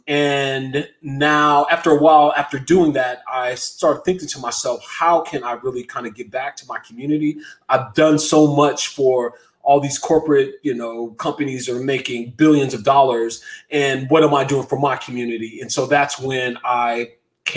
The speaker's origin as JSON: {"language": "English", "town": "San Francisco", "region": "California", "country": "United States", "tie": "born or raised there", "said": "I grew up in San Francisco"}